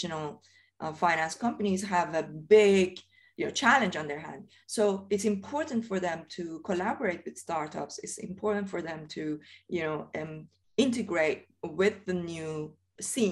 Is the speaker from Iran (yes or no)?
yes; Iran; moved away as an adult; now in United Kingdom; I originally come from Iran. And I remember, you know, I grew up in Iran. I left Iran when I was 23.